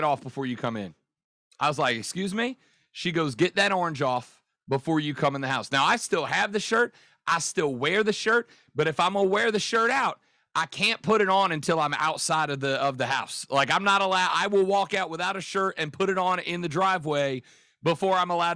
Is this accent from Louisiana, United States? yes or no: yes; New Orleans, Louisiana, United States; So I am originally from New Orleans, Louisiana, and grew up a lifelong Saints fan.